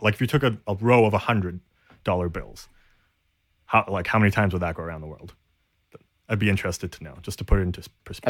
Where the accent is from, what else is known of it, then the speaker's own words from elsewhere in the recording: Canada; we're Canadian